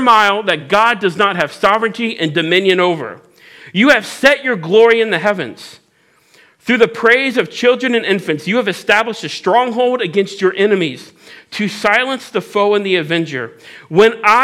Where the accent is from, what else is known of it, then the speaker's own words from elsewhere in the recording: Cincinnati, Ohio, United States; I'm from Cincinnati, so I say steal other people's prayers.